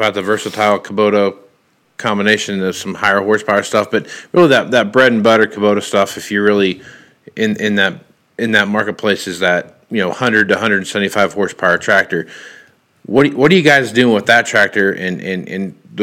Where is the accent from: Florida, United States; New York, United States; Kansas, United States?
Kansas, United States; growing up in Kansas my whole life